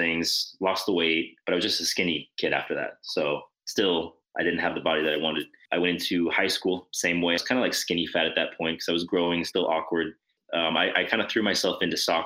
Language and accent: English; New Mexico, United States; moved away as an adult; now in Montreal, Canada; I'm originally from New Mexico